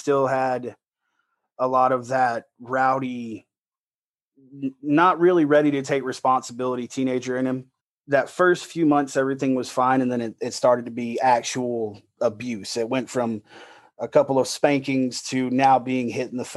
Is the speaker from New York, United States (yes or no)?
no; Loxley, Alabama, United States; moved away as an adult; also born or lived in Fort Scott, Kansas; I'm born and raised in Alabama. I was raised in a little city called Locksley.